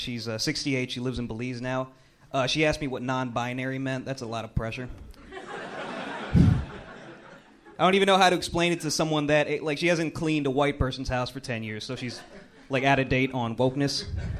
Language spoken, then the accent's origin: English; Inglewood, California, United States; now in Philadelphia, United States; I'm originally from Inglewood, California.